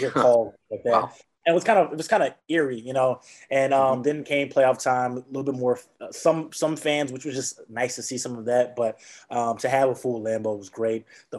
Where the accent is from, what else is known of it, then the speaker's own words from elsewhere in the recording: Houston, Texas, United States; now in Wisconsin, United States; I'm from Houston